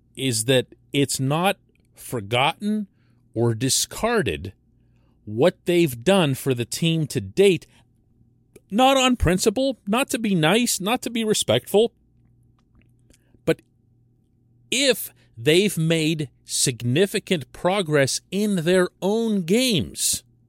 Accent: Pittsburgh, Pennsylvania, United States; we Pittsburghers

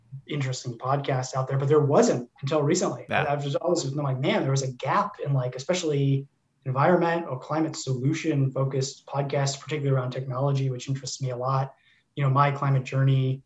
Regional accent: Oakland, California, United States; we grew up in Oakland, California

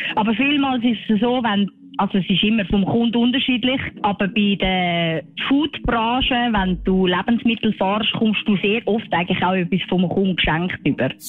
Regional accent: Switzerland; Bei uns in der Schweiz

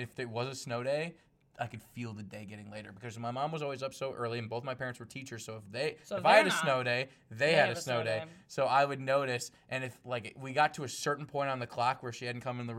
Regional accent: Chicago, Illinois, United States; I'm from Chicago

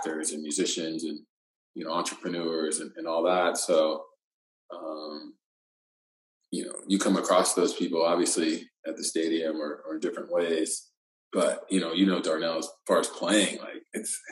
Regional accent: Texas, United States; I'm from Texas

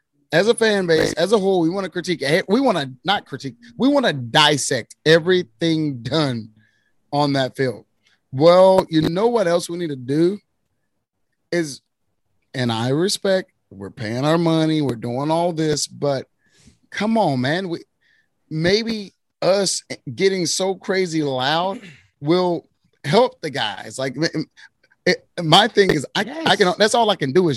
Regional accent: Waco, Texas, United States; I'm from the Waco area

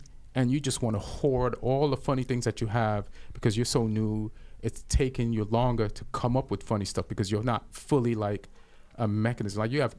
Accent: England, United Kingdom; I grew up in England. There was drinks there in the house.

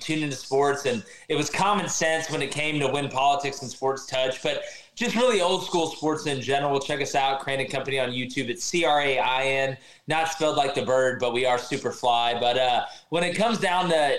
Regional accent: Auburn, Alabama, United States; I'm from Auburn, and I'm an Auburn fan.

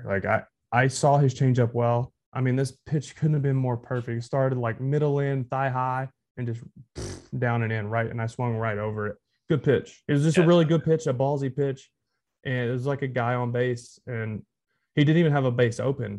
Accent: Texarkana, Texas, United States; moved away as an adult; also born or lived in Boston; I grew up in Texas

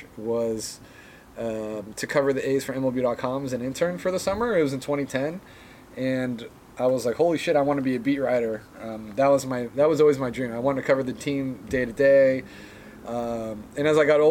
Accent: Moraga, California, United States; also born or lived in Oakland, California / Alameda, California; I was born in Oakland. I was raised in Alameda until I was about 6 years old, and I moved to Moraga. So I've been in the East Bay my whole life.

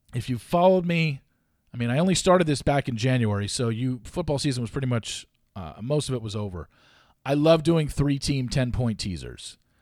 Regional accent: Southern California, United States; I grew up in Southern California

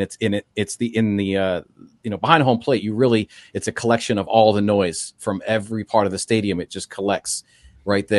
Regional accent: Seattle, Washington, United States; now in Los Angeles, United States; I grew up in Seattle, so I grew up going to the Kingdome as a Mariner fan.

